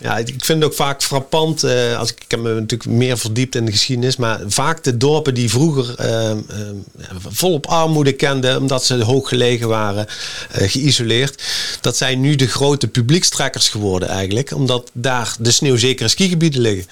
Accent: Netherlands

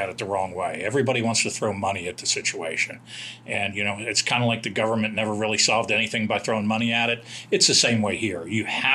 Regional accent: Washington, District of Columbia, United States; moved away as an adult; now in Dayton, United States; I'm from the Washington, D.C. area. Moved here about 10 years ago.

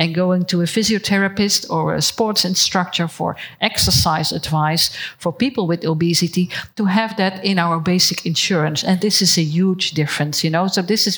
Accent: Netherlands; I am from the Netherlands

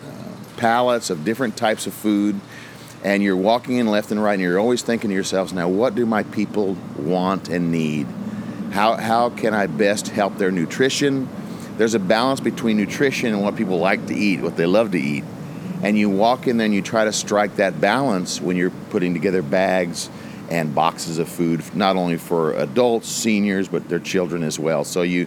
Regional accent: Texas, United States; now in Hawaii, United States; So I'm from Texas.

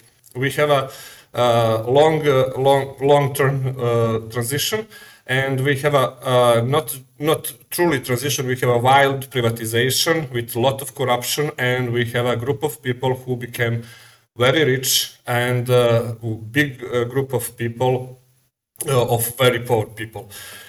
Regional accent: Montenegro; Okay, first I must say I am from Montenegro. That is a small country on the Balkan. That is a former Yugoslavian republic.

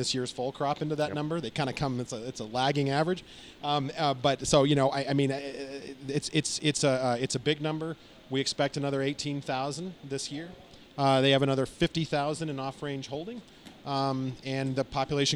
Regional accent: Arizona, United States; now in Washington, D.C., United States; I'm from Arizona.

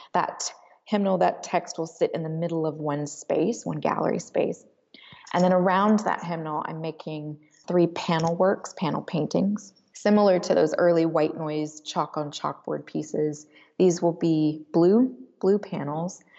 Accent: Alabama, United States; I grew up in Alabama in a Presbyterian church, very progressive

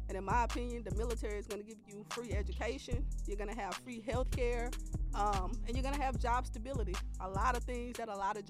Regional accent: Dallas, Texas, United States; moved away as an adult; also born or lived in Norfolk, Virginia; growing up in Dallas, Texas

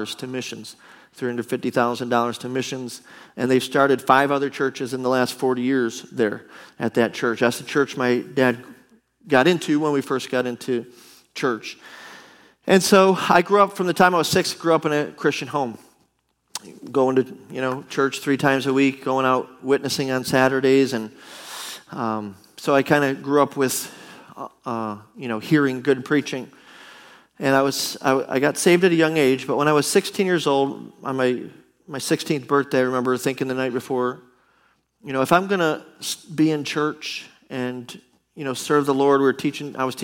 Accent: Buffalo, New York, United States; moved away; We're from Buffalo, New York

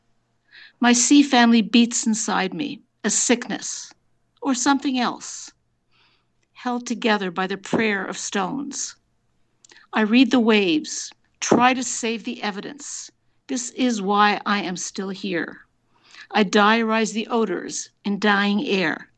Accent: Montreal, Quebec, Canada; now in Toronto, Canada; I grew up in Montreal, but I've been living in Toronto for an awfully long time

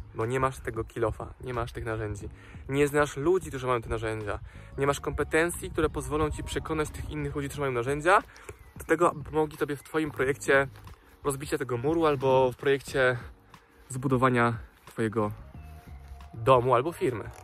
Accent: Dunajec valley, Lesser Poland, Poland; born or raised there

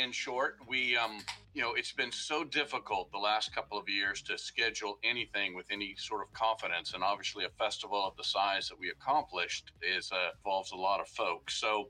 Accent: North Carolina, United States; now in Tulsa, United States; I grew up in North Carolina, and as a young fella would go hear a local bluegrass band

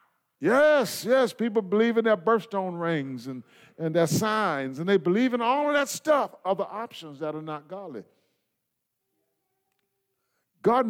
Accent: United States; I come from the United States of America

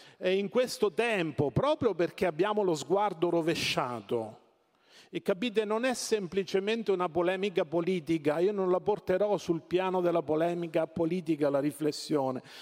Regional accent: Marche, Italy; Io vengo dalle Marche

